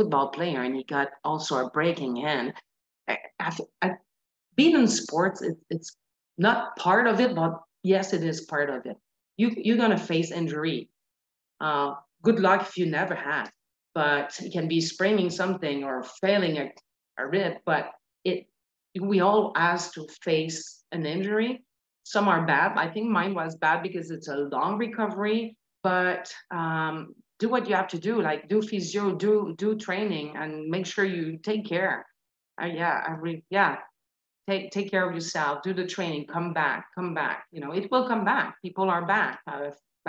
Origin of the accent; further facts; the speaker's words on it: Quebec, Canada; accent: Georges St-Pierre (Québécois French); English is a second language; moved away; I have the accent of Georges St-Pierre